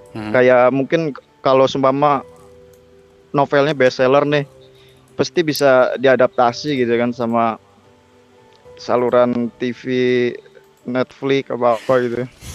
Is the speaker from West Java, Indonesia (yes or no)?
no; Cilacap, Central Java, Indonesia; now in Jakarta, Indonesia; aku tuh asalnya dari kota Cilacap